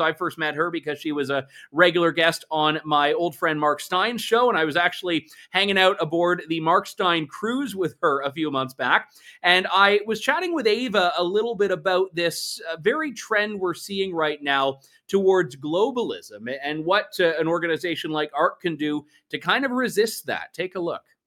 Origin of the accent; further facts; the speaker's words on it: London, Ontario, Canada; I am normally coming to you from London. Uh, today, I'm also coming to you from London, albeit uh, very much a different London, a bit more of a vibrant one. No offense to my hometown